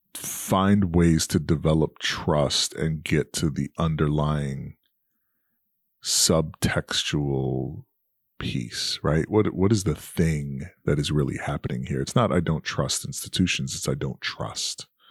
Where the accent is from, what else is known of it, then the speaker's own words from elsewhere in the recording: New York City, New York, United States; moved away as an adult; now in Charlotte, United States; proud New Yorker from Queens